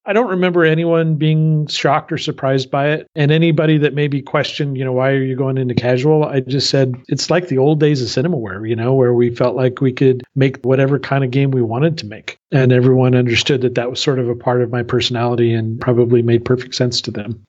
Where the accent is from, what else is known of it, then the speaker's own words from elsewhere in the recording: Southern California, United States; moved away as an adult; also born or lived in Paris; now in Berlin, Germany; I grew up in Southern California